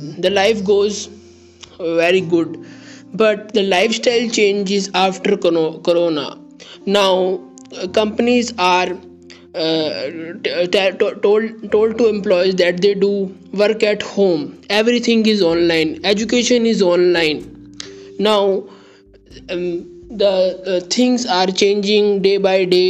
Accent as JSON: {"language": "English", "country": "India", "said": "I am from India"}